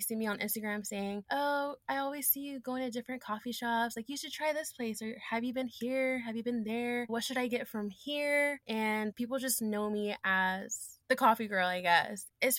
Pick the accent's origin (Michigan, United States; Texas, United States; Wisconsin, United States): Texas, United States; Fort Worth; moved away as an adult; now in Dallas, United States; I'm originally from Fort Worth, Texas, but I've been living in Dallas for 7 years.